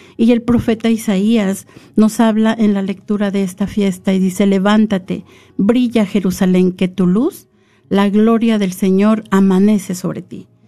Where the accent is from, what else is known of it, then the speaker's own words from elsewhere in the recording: San Luis Potosí, Mexico; also born or lived in Ahualulco, San Luis Potosí / the capital; yo vivía en un pueblito que se llama Hualulco, en el estado de San Luis Potosí, mis primeros ocho años. Y yo recuerdo que cuando nosotros nos fuimos a vivir a la capital